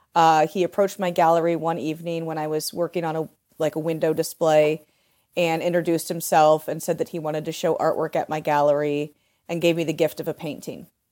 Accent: Delaware, Ohio, United States; moved away; also born or lived in Port Townsend; I'm from Delaware, Ohio

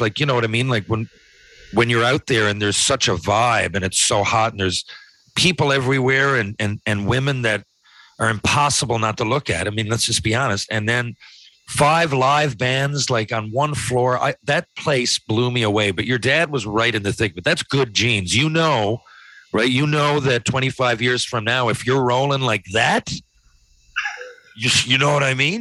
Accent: Canada; I'm a Canadian hockey player

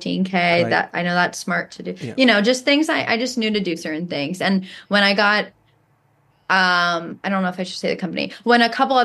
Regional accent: New York, United States; I'm a New Yorker

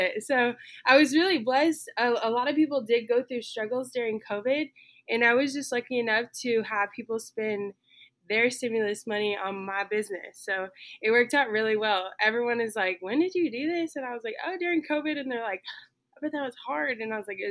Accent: Stephenville, Texas, United States; I am from Stephenville, Texas, and I currently still live in Stephenville, Texas. I have lived here for my entire life

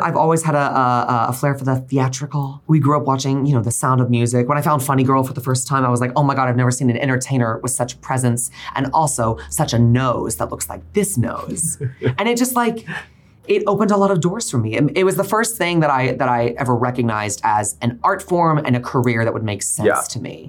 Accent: Northeast rural Texas, United States; moved away as an adult; also born or lived in Oklahoma; now in New York City, United States; I grew up in Northeast rural Texas, and then I went to school in Oklahoma.

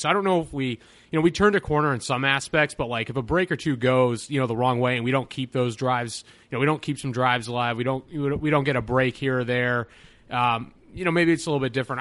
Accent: Connecticut, United States; moved away as an adult; also born or lived in Virginia; I'm from Connecticut

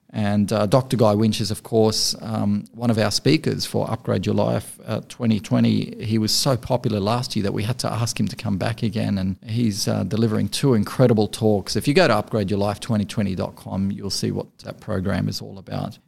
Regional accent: Beirut, Beirut Governorate, Lebanon; moved away; was born and raised in Beirut

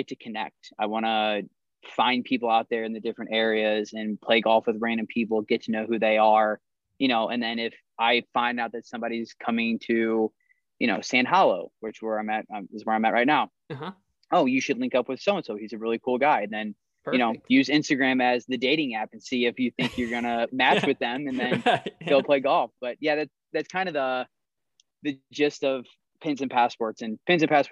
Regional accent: St. Louis, Missouri, United States; moved away as an adult; now in Northern California, United States; originally I'm born and raised in St. Louis, Missouri.

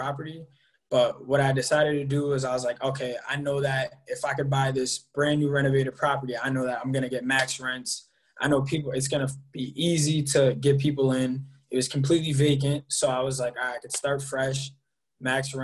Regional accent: Enfield, Connecticut, United States; I'm from Enfield, Connecticut

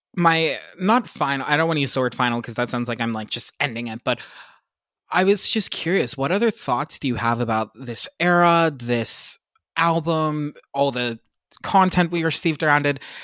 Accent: Pittsburgh, Pennsylvania, United States; my hometown in the suburbs of Pittsburgh

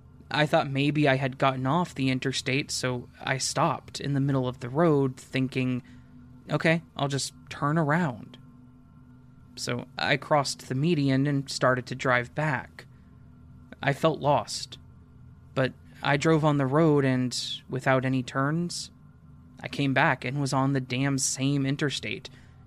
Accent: Denver, Colorado, United States

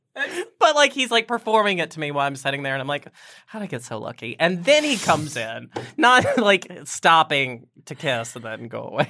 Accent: Roanoke, Virginia, United States; Roanoke, Virginia

